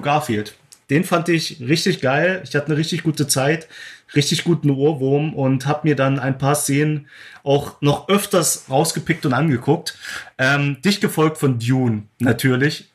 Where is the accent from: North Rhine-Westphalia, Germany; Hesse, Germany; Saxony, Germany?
Saxony, Germany; Glauchau; moved away as an adult; now in Berlin, Germany; ich habe in Klauchau gedreht, meine Heimatstadt